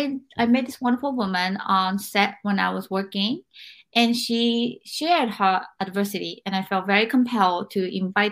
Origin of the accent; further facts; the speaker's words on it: Japan; moved away; growing up in Japan